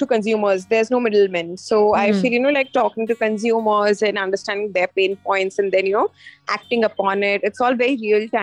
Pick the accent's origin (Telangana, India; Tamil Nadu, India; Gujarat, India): Gujarat, India; Ankleshwar; moved away as an adult; also born or lived in Punjab / London; born in Punjab, but I was brought up in a very small town called Ankleshwar. It's in Gujarat.